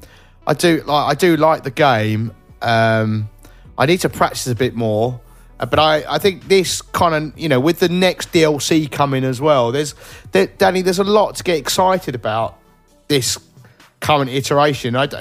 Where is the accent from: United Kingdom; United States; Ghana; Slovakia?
United Kingdom; I'm British, so I just, we pronounce everything wrong